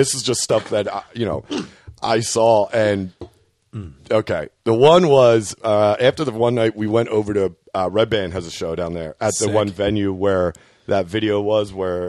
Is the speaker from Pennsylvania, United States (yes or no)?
yes; Philadelphia, Pennsylvania, United States